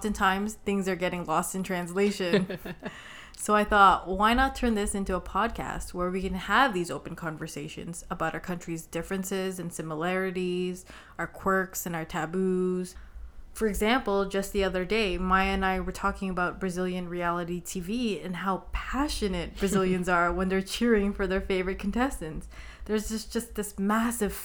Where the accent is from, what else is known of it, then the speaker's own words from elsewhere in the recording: Toronto, Ontario, Canada; first language English; I was raised in Toronto, so I mainly speak English